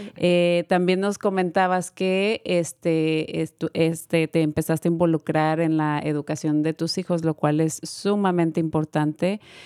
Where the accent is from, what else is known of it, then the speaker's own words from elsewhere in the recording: Mexico; moved away; also born or lived in Guanajuato; yo que soy de México